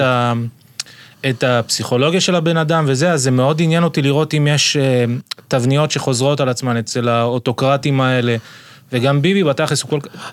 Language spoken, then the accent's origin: Hebrew; Ashdod, Southern District, Israel; אני גדלתי באשדוד